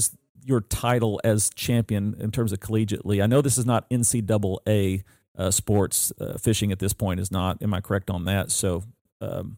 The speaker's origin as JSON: {"language": "English", "town": "Benton", "region": "Illinois", "country": "United States", "tie": "born or raised there", "said": "an outlying community of Benton, Illinois, my hometown."}